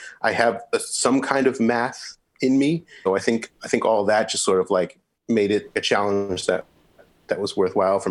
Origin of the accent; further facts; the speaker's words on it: Middletown, Connecticut, United States; moved away as an adult; also born or lived in New Orleans, Louisiana / New York; now in St. Louis, United States; I'm from Middletown, Connecticut, just in the middle of Connecticut